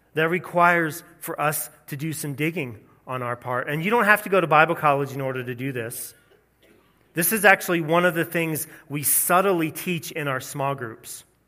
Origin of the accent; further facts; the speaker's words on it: the South, United States; growing up in the South